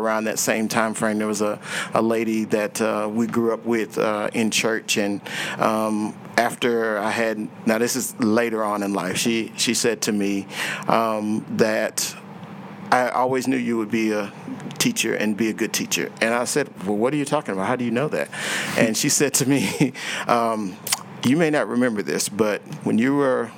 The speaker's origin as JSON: {"language": "English", "town": "Houston", "region": "Texas", "country": "United States", "tie": "born or raised there", "said": "I grew up in Houston"}